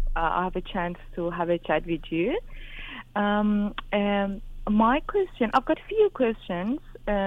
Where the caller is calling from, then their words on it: Australia; I'm calling from Australia. I'm 37 myself